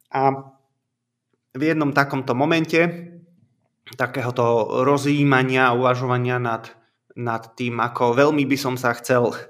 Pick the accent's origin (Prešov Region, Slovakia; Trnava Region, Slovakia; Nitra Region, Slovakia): Nitra Region, Slovakia; Komárno; now in Revúca, Slovakia; Mám 36 rokov, som pôvodne z Komárna, ale žil som už v rôznych častiach